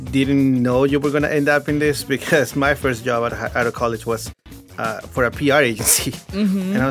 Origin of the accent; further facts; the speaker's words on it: Virginia, United States; now in Houston, United States; I grew up in Virginia